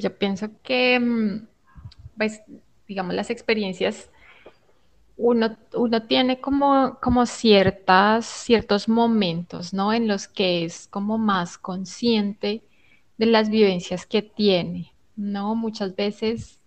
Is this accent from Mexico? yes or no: no; Colombia; nosotros como colombianos